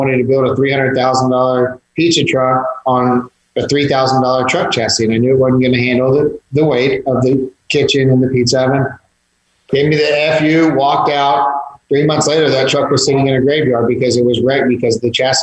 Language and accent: English; Georgetown, Texas, United States; also born or lived in Austin, Texas; now in San Antonio, United States; I grew up in Georgetown by Austin, spent some time in Austin